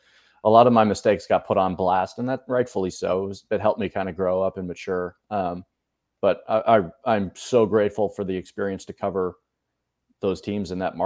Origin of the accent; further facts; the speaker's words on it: outside of Boston, Massachusetts, United States; moved away as an adult; also born or lived in Columbia, Missouri / Buffalo, New York; now in Dallas, United States; Spent first 18 years of my life growing up outside of Boston